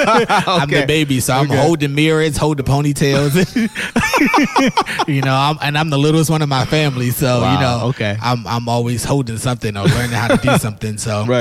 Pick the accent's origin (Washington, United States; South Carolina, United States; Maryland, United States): Maryland, United States; Baltimore; Yes, I'm from Baltimore.